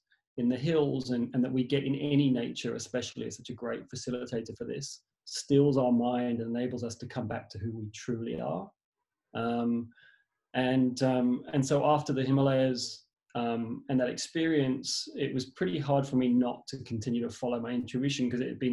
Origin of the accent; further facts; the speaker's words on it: England, United Kingdom; moved away; originally I was born in England